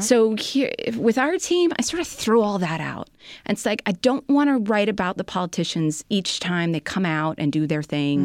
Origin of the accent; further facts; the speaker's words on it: Chicago, Illinois, United States; I'm a Chicagoan.